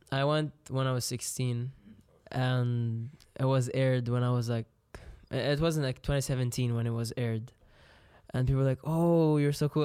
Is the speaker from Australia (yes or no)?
no; Lebanon; Lebanon, I got to learn English, French